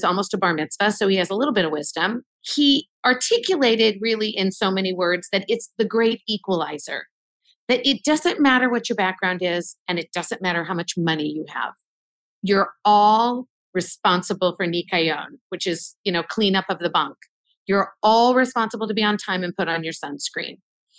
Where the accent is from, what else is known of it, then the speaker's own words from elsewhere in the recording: Wichita, Kansas, United States; I'm not from the big city. I am from Wichita, Kansas. I am from a teeny tiny Jewish community in the middle of the Midwest.